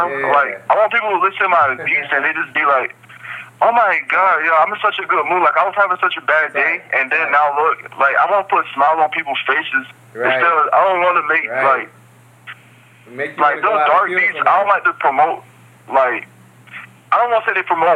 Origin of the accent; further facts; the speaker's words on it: High Point, North Carolina, United States; also born or lived in New Jersey; I've been raised in North Carolina most of my life. It's High Point, North Carolina